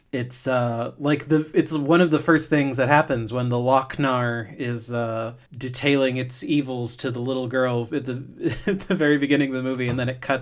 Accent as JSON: {"language": "English", "area": "Hillsborough", "region": "Florida", "country": "United States", "said": "I'm from Hillsboro, Florida"}